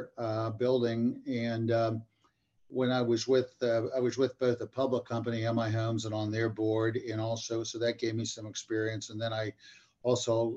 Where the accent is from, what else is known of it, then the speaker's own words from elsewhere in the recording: Columbus, Ohio, United States; I grew up in Columbus, Ohio